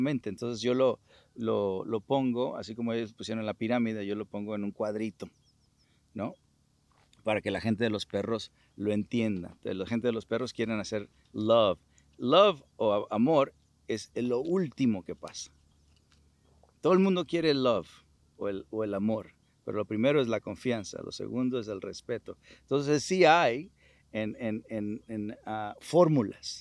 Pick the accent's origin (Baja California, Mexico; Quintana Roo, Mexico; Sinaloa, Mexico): Sinaloa, Mexico; Culiacán; moved away; sinaloense, culichi